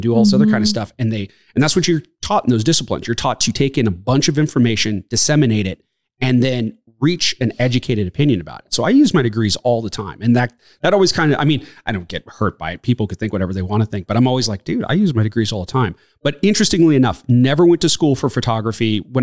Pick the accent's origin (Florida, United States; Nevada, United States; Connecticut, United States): Nevada, United States; Reno; I was born and raised in Reno, Nevada